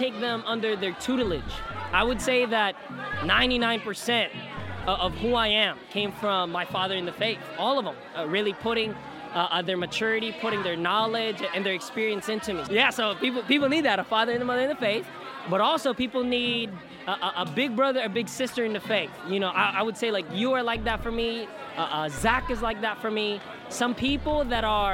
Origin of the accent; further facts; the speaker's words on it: United States; moved away as an adult; now in Philippines; I'm Filipino, but... Most of my life, I grew up in America, so readjusting to be a Filipino again